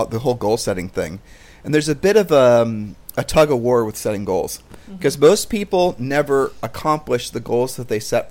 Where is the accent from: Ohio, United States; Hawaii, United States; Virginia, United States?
Ohio, United States; moved away; we're from Ohio